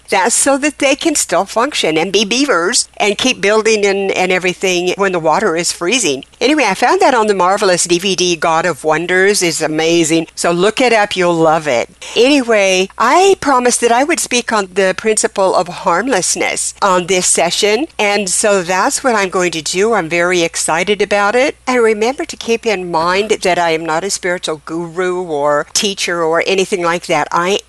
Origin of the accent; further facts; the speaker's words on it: Oregon, United States; I'm transplanted from Oregon down here in the southern state of Louisiana